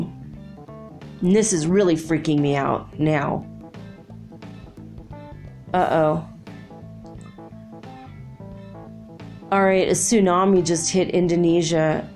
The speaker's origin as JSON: {"language": "English", "country": "United States", "moved": "as an adult", "lives_now": "Ecuador", "said": "I'm not actually German. I'm American. Hopefully Ecuadorian soon."}